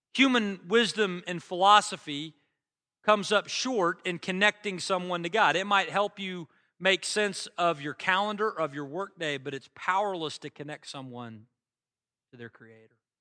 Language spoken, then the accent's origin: English; United States; I'm an American. I've always lived here